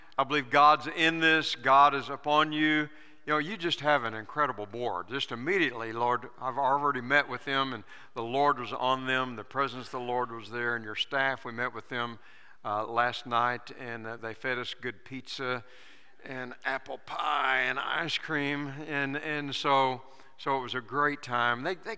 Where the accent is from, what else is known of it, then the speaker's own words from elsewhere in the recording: Lawton, Oklahoma, United States; I grew up in Lawton First Assembly